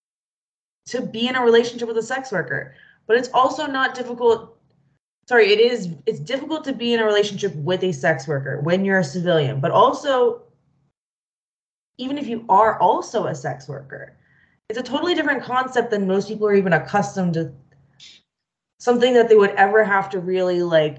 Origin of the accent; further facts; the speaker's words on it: Maryland, United States; moved away as an adult; now in California, United States; I grew up on the East Coast in Maryland